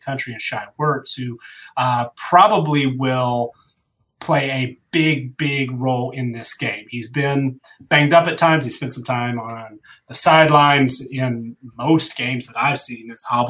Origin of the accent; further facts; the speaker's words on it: Georgia, United States; I grew up in Georgia